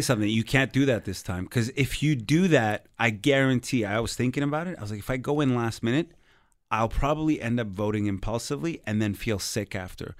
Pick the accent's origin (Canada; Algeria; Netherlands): Canada; Montreal, Quebec; I'm a comic from Montreal